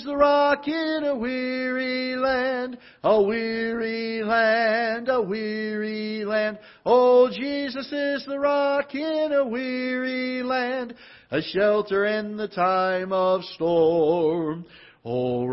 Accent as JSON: {"language": "English", "region": "Florida", "country": "United States", "moved": "yes", "lives_now": "Festus, United States", "said": "I'm from Florida"}